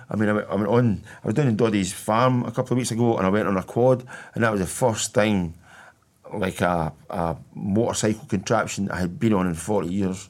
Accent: Hamilton, Scotland, United Kingdom; I was born in Bedford Lodge, which is about a goal kick away from where Douglas Park was

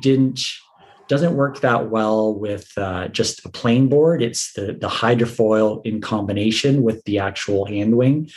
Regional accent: Puce, Ontario, Canada; moved away as an adult; also born or lived in Western Canada; I'm from Puce, a little town just outside of Windsor. I grew up there.

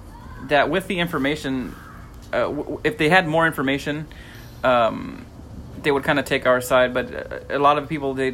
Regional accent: California, United States; We are from California

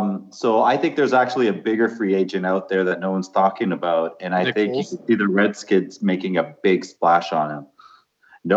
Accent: Canada; yes, I did watch the Super Bowl as a Canadian from start to finish.

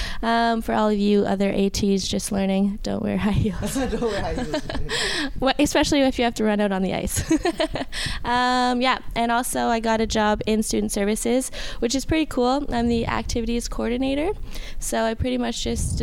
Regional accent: near Lennoxville, Quebec, Canada; I got a job right in Champlain-Lennoxville, which is close to my hometown. So I got to go back to my roots

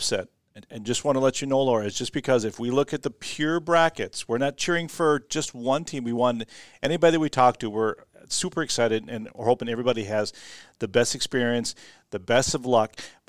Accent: Rochester, Minnesota, United States; I grew up in Rochester, so I'm all for the 507.

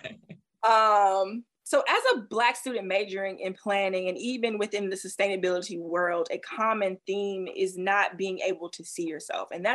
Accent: the South, United States; I grew up in the South

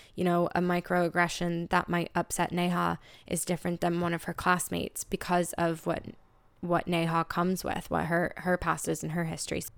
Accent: United States; moved away as an adult; now in Dublin, Ireland; as an American living in Dublin for three years

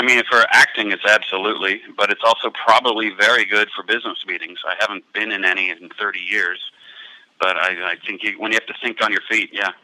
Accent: Cincinnati, Ohio, United States

